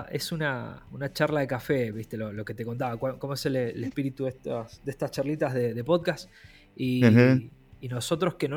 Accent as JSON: {"language": "Spanish", "region": "Mendoza", "country": "Argentina", "said": "un gustazo tener, tener acá en, estas charlitas a, los, los pocos que somos de Mendoza"}